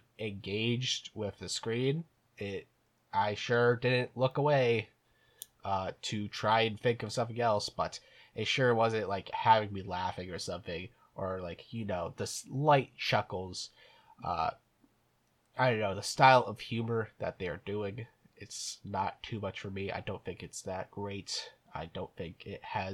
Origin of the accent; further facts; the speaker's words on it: Ireland; I'm an Irishman